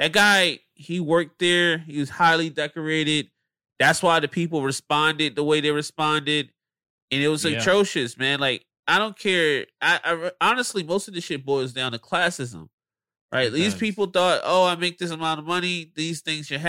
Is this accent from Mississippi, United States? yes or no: no; Philadelphia, Pennsylvania, United States; moved away as an adult; now in Los Angeles, United States; I'm still from Philadelphia.